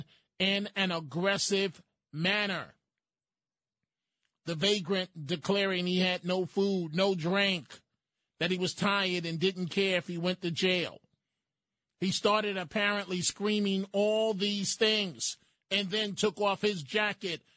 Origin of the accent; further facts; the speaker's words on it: New York City, New York, United States; when we were growing up in the Bronx